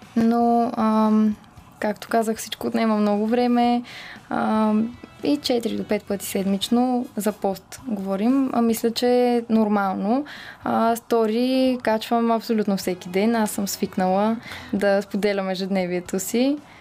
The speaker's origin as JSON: {"language": "Bulgarian", "country": "Bulgaria", "also_born_or_lived": "London", "said": "всички си мислят, че съм рускиня, а, но истината е, че аз съм си българка на 100%."}